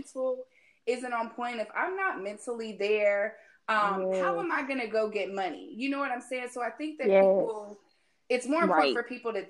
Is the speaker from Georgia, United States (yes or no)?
no; North Carolina, United States; now in Atlanta, United States; I'm originally from North Carolina, but you know, I'm holding down